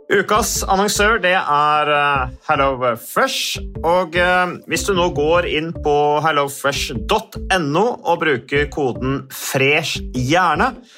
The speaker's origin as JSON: {"language": "Norwegian", "town": "Vikersund", "region": "Buskerud", "country": "Norway", "said": "jeg kommer fra Vikersund, Modum kommune."}